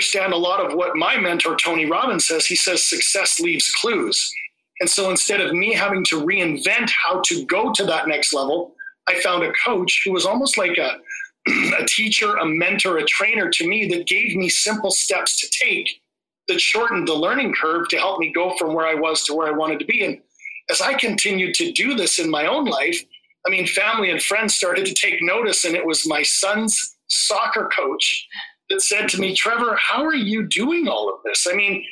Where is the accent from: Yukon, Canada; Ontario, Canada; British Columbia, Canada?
British Columbia, Canada; Vancouver; I'm from Vancouver, Canada